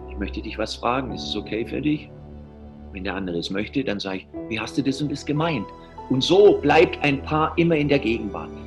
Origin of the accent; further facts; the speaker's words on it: Southern Germany, Germany; Ich bin Süddeutscher, ich habe einen ganz anderen Humor